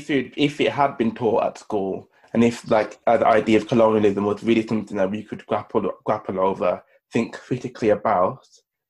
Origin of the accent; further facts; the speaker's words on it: United Kingdom; especially as Black British people, however you want to identify.